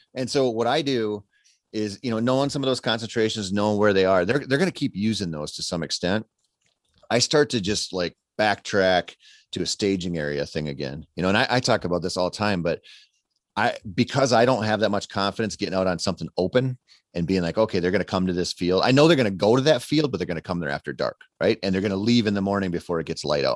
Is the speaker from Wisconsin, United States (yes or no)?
no; Minnesota, United States; I grew up in Minnesota